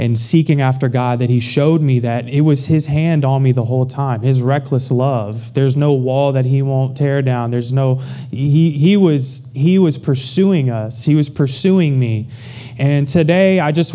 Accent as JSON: {"language": "English", "town": "Baton Rouge", "region": "Louisiana", "country": "United States", "tie": "born or raised there", "moved": "as an adult", "lives_now": "Houston, United States", "said": "I grew up in Baton Rouge, Louisiana"}